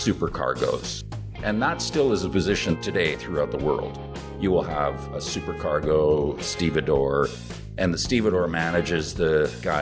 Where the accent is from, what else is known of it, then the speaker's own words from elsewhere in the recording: Vancouver, British Columbia, Canada; also born or lived in North Delta / Coquitlam; now in Vietnam; It's pretty nice growing up there. I mean, I lived in Vancouver mostly.